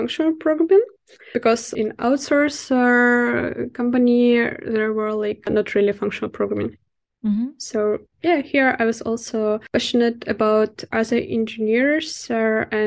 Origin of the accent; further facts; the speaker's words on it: Minsk, Belarus; English is a second language; moved away as an adult; now in Amsterdam, Netherlands; The company was based in Minsk, in my hometown